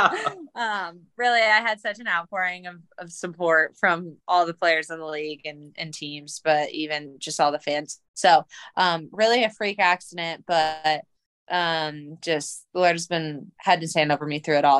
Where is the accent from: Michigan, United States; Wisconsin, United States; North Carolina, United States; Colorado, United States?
Colorado, United States; moved away as an adult; also born or lived in Stanford, California / Washington, District of Columbia, United States; now in Louisville, United States; I was born and raised in Colorado. I grew up playing for the Colorado Rush.